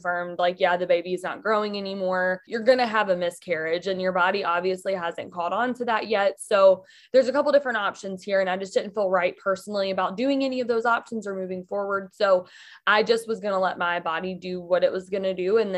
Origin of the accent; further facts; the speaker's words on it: Mississippi, United States; now in Michigan, United States; I grew up in Mississippi, but I actually live in Michigan now